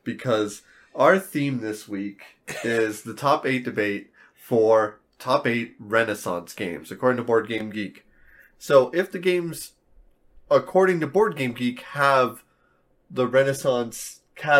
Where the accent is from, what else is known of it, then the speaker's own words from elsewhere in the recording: Las Cruces, New Mexico, United States; we're from New Mexico. We're in a town called Las Cruces